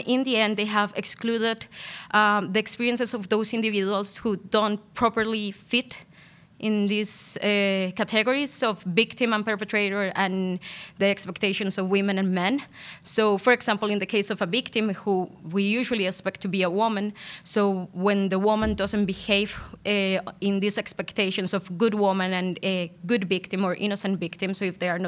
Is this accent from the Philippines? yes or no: no; Colombia; I'm originally from Colombia. I'm a qualified lawyer back in Colombia